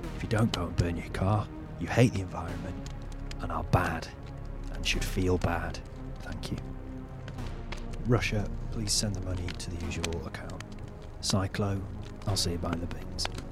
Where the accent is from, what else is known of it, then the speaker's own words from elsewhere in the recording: North Wales, United Kingdom; moved away; I, I'm from North Wales